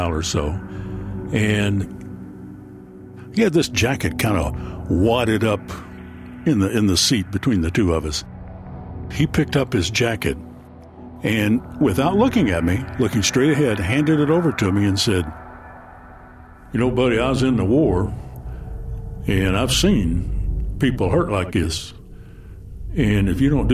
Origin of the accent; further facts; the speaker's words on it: Paintsville, Kentucky, United States; my hometown of Paintsville